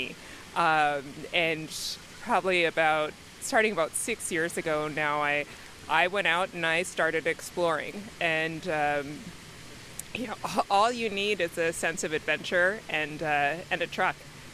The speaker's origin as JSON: {"language": "English", "region": "New York", "country": "United States", "moved": "as an adult", "lives_now": "California, United States", "said": "I'm originally from New York."}